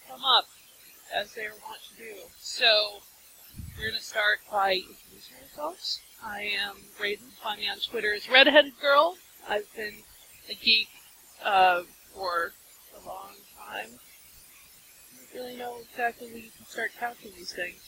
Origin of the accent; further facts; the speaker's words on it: Minnesota, United States; accent: American Midwest Minnesota with a little Boston; I have a boring American Midwest Minnesota flavored with a little bit of Boston